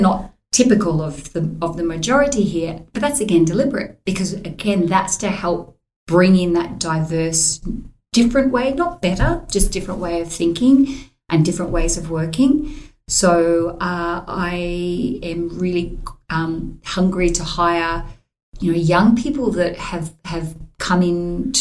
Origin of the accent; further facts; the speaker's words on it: Queensland, Australia; growing up in Queensland